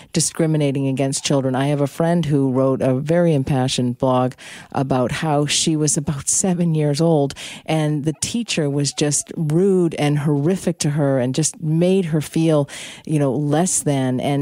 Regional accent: Boston, Massachusetts, United States; moved away; I'm from Boston originally

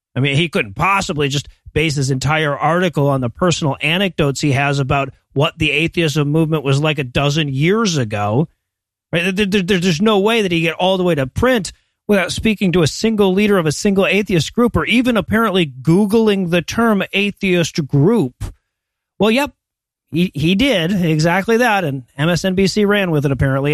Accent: United States; as an American

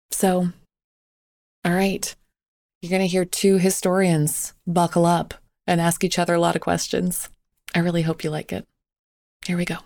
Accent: Canada; When I was growing up in Canada

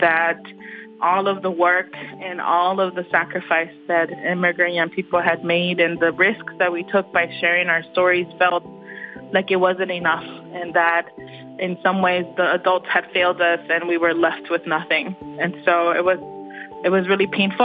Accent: Texas, United States; I'm a Texan

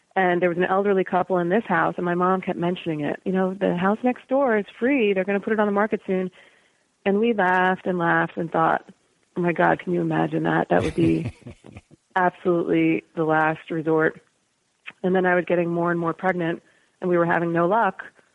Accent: United States; You know, I'm an American kid and I get

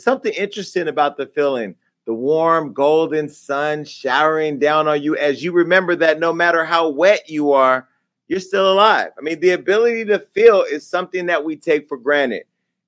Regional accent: Stockton, California, United States; Sutter Street is my hometown, Stockton. You know, I always represent.

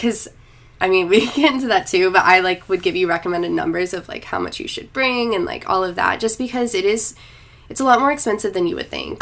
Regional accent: North Carolina, United States; moved away as an adult; also born or lived in Ohio; now in Los Angeles, United States; I was born in Ohio and I spent like five years there, but then um, I moved to North Carolina when I was like six. So I spent most of my life in North Carolina

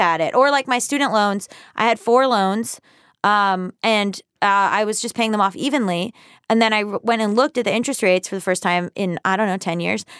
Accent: the South, United States; now in Los Angeles, United States; I'm from the South

